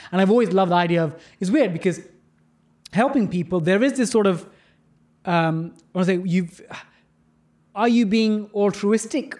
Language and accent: English; London, United Kingdom; growing up in London, even though I grew up in a council state